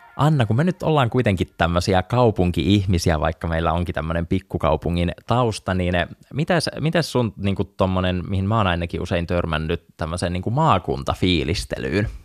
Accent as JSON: {"language": "Finnish", "town": "Somero", "region": "Southwest Finland", "country": "Finland", "tie": "born or raised there", "moved": "yes", "said": "Mä oon muuttanut Somerolta pois 2011 loppuvuodesta"}